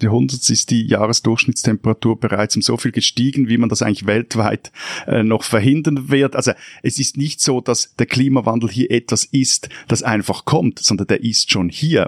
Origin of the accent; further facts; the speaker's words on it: Lake Zurich, Switzerland; ich bin in einer Gemeinde am Zürichsee aufgewachsen